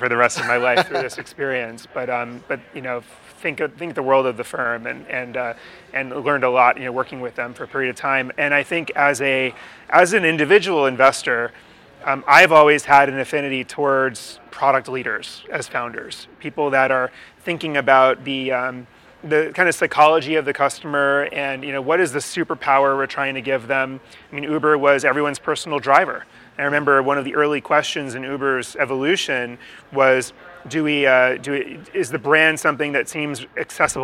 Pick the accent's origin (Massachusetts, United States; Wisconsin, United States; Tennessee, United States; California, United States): Massachusetts, United States; Newton; I grew up in Newton, Massachusetts